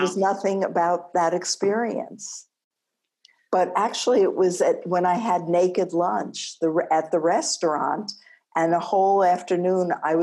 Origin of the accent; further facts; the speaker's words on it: East Coast, United States; also born or lived in Ann Arbor; now in New Mexico, United States; When you're from the East Coast, it haunts you for a long time